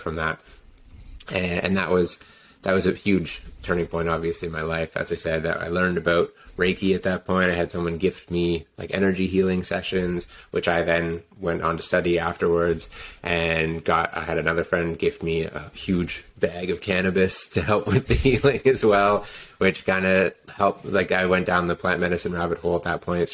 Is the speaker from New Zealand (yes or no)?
no; Ontario, Canada; moved away as an adult; also born or lived in Whistler; I grew up in Ontario, and I was a skier